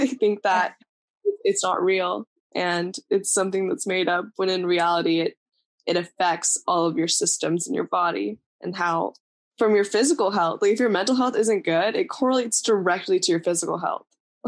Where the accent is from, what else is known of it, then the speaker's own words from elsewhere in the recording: India; born there; moved away; I was born in India.